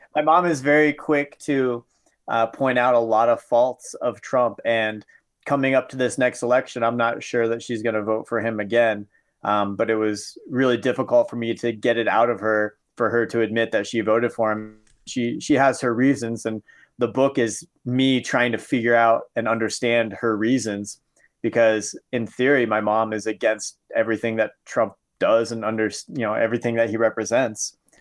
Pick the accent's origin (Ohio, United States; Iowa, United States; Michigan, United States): Iowa, United States; Southern; moved away; growing up in Southern Iowa